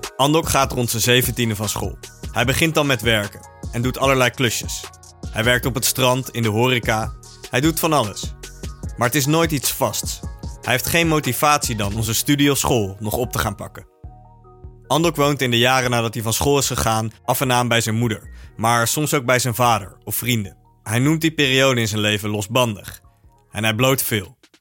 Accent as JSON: {"language": "Dutch", "town": "The Hague", "region": "South Holland", "country": "Netherlands", "tie": "born or raised there", "said": "We komen uit Den Haag"}